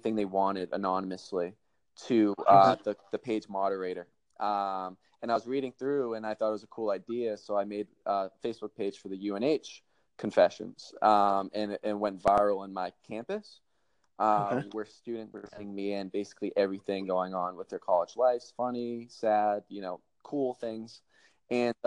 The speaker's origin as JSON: {"language": "English", "town": "Boston", "region": "Massachusetts", "country": "United States", "moved": "as an adult", "lives_now": "Miami, United States", "said": "I'm from Boston, Mass. And I moved down to Miami in July."}